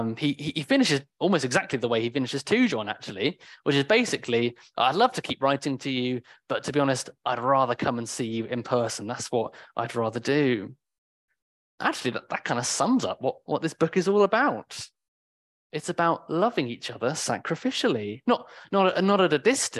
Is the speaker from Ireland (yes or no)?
no; United Kingdom; I'm very British in that way